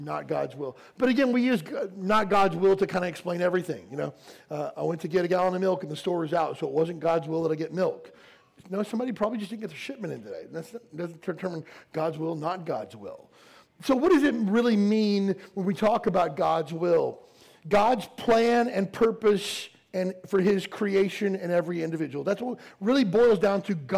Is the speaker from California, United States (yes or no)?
no; Kentucky, United States; where I grew up in Kentucky